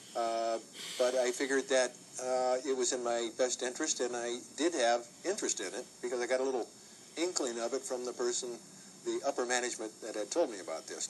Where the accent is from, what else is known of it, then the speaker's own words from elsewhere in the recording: Los Angeles, California, United States; I live in Los Angeles, California. And I was born in Los Angeles, California